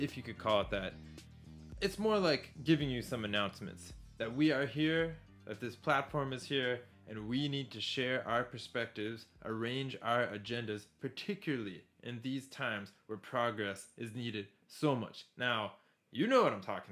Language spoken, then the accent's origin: English; United States; moved away as an adult; I'm originally from the United States, been living outside of US for over 10 years now